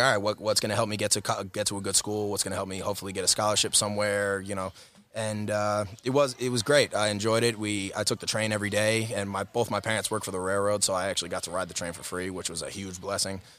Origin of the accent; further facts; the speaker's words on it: Greenlawn, New York, United States; I'm from Greenlawn, New York, uh, Harborfield School District, tiny little town in Huntington. Uh, grew up in the Harborfield District